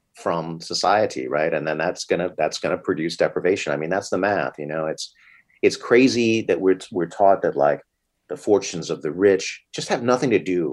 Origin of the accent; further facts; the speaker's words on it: East Coast, United States; moved away; I'm from the East Coast myself.